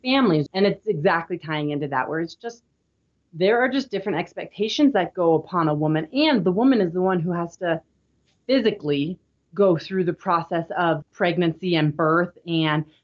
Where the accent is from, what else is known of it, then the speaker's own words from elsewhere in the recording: Midwest, United States; now in Utah, United States; I grew up in the Midwest